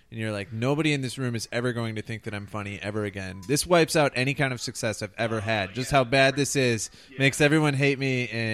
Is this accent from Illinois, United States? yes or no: yes; Park Ridge, Illinois, United States; A suburb outside of Chicago.